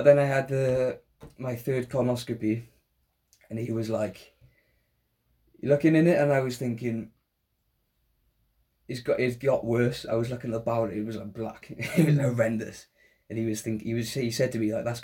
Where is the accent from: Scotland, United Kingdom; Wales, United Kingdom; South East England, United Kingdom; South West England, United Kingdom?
Wales, United Kingdom; Welsh; we're both Welsh